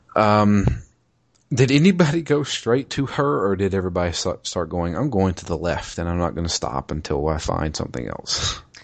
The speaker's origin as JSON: {"language": "English", "country": "United States", "said": "I'm an American"}